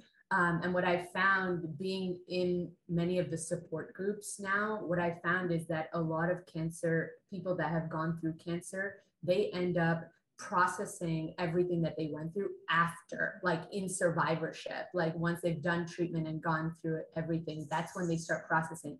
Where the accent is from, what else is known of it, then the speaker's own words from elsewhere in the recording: Canada; my background is South Asian, and I grew up in Canada, and I was born and raised in Canada